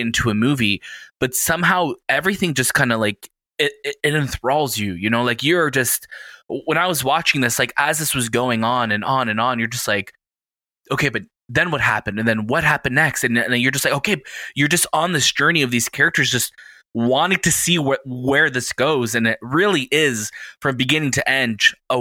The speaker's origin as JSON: {"language": "English", "country": "Canada", "said": "we're Canadian"}